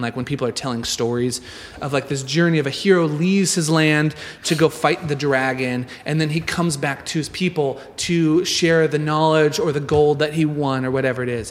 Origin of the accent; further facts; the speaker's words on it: Nebraska, United States; I grew up in Nebraska